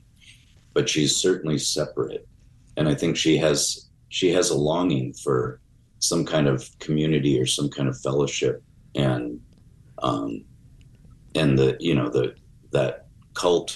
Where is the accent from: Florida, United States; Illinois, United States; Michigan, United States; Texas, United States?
Illinois, United States; Chicago; born or raised there